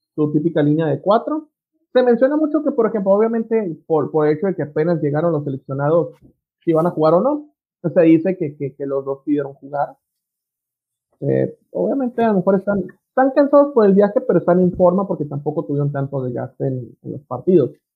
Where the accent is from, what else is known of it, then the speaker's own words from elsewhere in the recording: Mexico; es México, somos la torre de Babel aquí